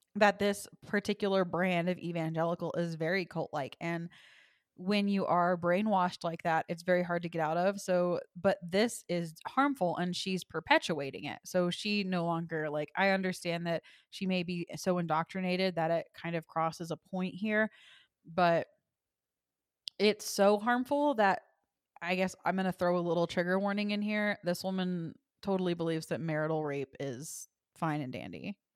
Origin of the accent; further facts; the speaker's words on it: Texas, United States; I was raised in the Bible Belt in Texas in a Christian home